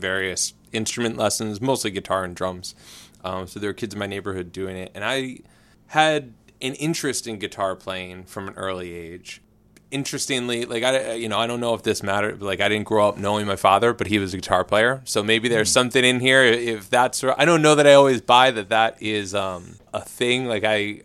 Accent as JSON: {"language": "English", "town": "Philadelphia", "region": "Pennsylvania", "country": "United States", "tie": "born or raised there", "said": "I grew up in Northeast Philly"}